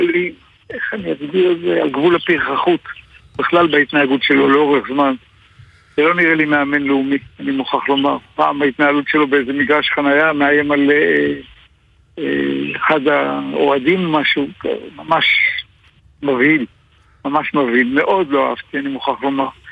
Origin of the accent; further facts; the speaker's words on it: Israel; בתור ישראלי